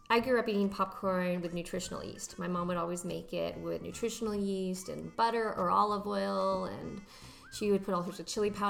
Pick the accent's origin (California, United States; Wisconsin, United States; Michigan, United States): California, United States; Santa Barbara; I grew up in the best city ever, Santa Barbara, California.